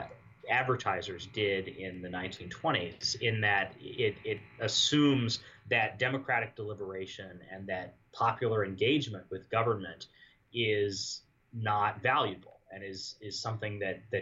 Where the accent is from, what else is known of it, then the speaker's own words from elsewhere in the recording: northern Arizona, United States; moved away as an adult; also born or lived in Los Angeles / Maryland / Indiana; I was born in Los Angeles, grew up in northern Arizona